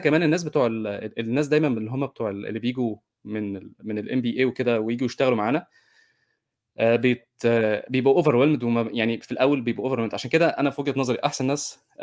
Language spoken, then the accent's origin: Arabic; Egypt; احنا كمصريين